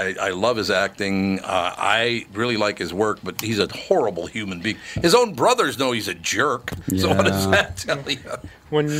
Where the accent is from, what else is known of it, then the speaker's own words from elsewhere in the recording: California, United States; as a Californian, as a white minority in California